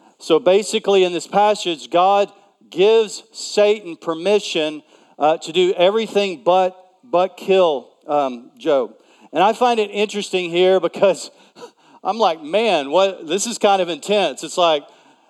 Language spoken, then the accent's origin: English; East Texas, United States; I am a Texan, and I grew up. I was a member of the Junior Simmental Association. And so, believe it or not, I've lived in cities for a long time, but I'm really from East Texas, and we had cows, and I had a herd